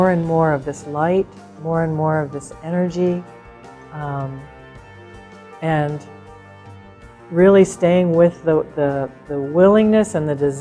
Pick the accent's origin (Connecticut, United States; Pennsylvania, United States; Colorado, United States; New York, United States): Colorado, United States; I'm from Colorado